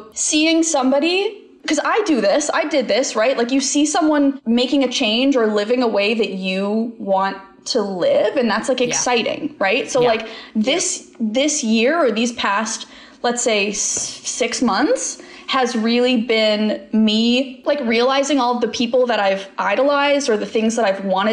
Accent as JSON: {"language": "English", "country": "Canada"}